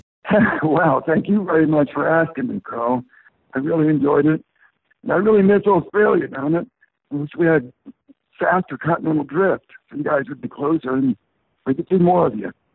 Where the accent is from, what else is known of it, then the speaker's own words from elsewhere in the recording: Portland, United States; my hometown of Portland